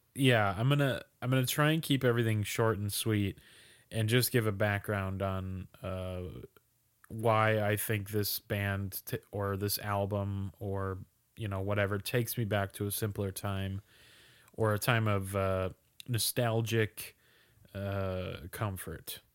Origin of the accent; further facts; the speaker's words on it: Minnesota, United States; we're both from Minnesota.